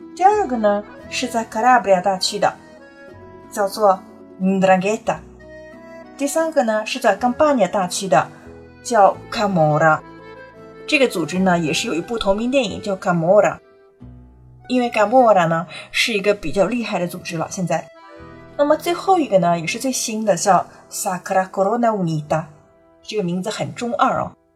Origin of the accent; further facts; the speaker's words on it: Italy; 我们意大利人叫 mafia